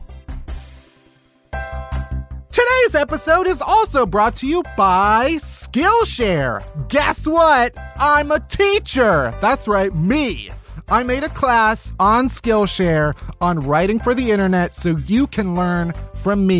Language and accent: English; Alsip, Illinois, United States; I'm from the south suburbs of Chicago